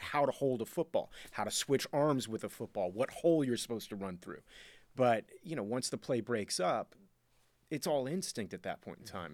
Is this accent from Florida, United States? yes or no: yes; Miami, Florida, United States; I was born and raised in Miami, Florida